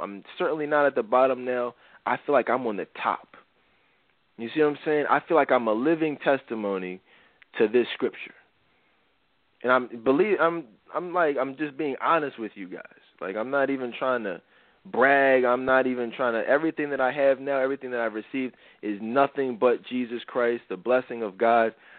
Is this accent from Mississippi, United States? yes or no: no; Philadelphia, Pennsylvania, United States; Philly, my hometown